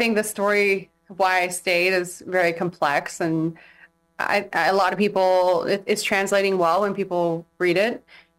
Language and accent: English; San Diego, California, United States; also born or lived in Imperial Beach / Chula Vista / England; now in Hawaii, United States; I am from San Diego.